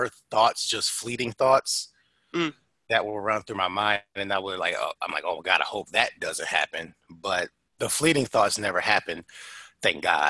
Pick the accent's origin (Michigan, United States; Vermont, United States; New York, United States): Michigan, United States; Detroit; moved away; I grew up in Detroit, and this was a time where looking the way that I look was enough to get you bullied